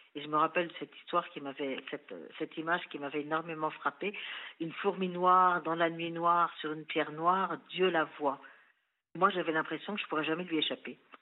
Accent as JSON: {"language": "French", "town": "Versailles", "region": "Île-de-France", "country": "France", "tie": "born or raised there", "also_born_or_lived": "Chambéry", "said": "je suis née à Chambéry, mais je suis arrivée à Versailles, j'avais six mois"}